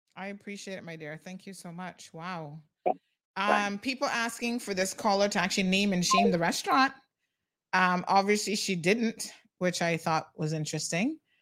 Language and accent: English; United States; accent: American; now in Cayman Islands; I grew up in the States.